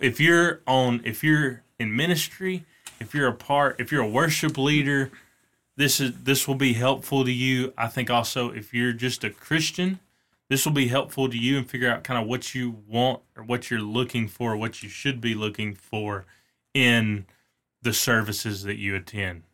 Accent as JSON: {"language": "English", "region": "North Alabama", "country": "United States", "said": "We're from North Alabama"}